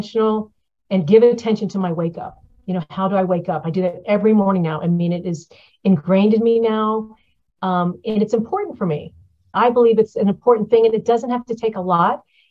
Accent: Florida, United States; moved away; I'm from Florida

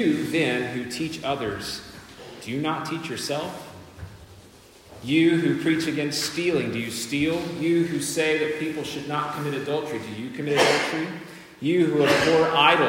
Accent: United States; moved away; I'm the American here

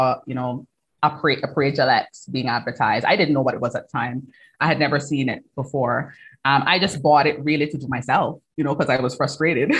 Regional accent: Cayman Islands; moved away as an adult; now in London, United Kingdom; I'm from the Cayman Islands originally. Like you said, you pinpointed the accent

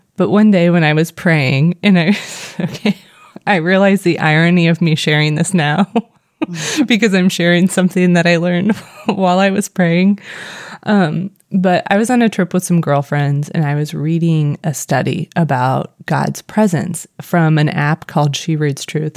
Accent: Missouri, United States; accent: Missouri; my Missouri accent

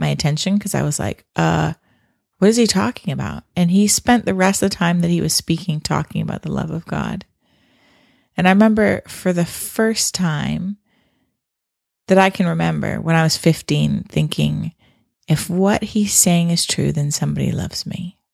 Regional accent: Canada; I grew up in Canada

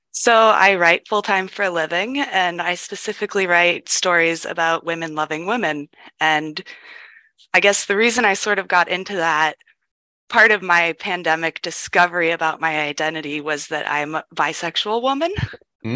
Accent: Ohio, United States; I grew up in Ohio in a very warm and accepting environment

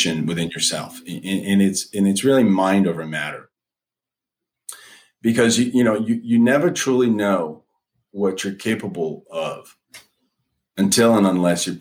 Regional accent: France; moved away; I'm originally from France

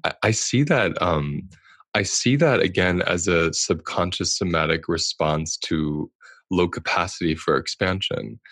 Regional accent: United States; I'm speaking as an American.

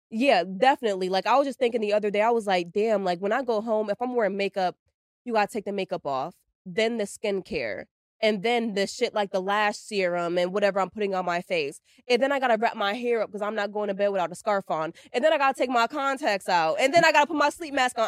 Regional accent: New York, United States; moved away; I'm, I'm from New York

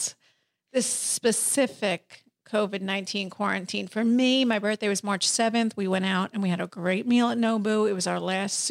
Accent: New York, United States; I was born in New York

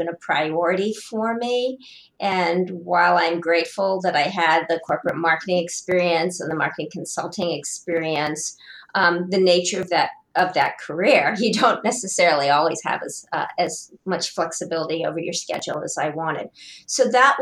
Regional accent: Columbus, Ohio, United States; born and raised in Columbus, Ohio

